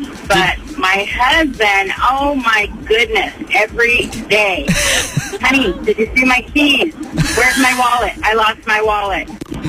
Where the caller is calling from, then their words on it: Petaluma, California, United States; I'm calling from Petaluma.